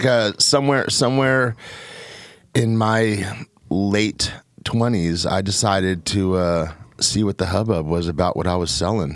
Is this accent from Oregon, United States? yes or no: yes; Portland, Oregon, United States; also born or lived in Seattle; I grew up in Northeast Portland until I was about 12, 13 years old, back through the 70s and 80s when it really was the hood